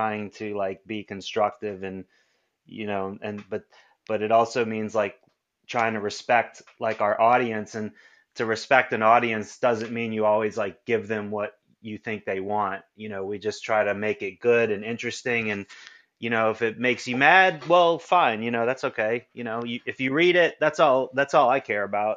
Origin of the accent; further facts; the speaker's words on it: New Orleans, Louisiana, United States; I grew up on Lower Line Street in the Carrollton area